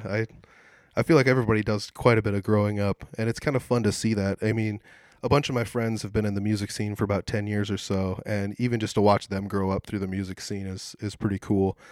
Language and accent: English; Humboldt, Iowa, United States; I'm from Humboldt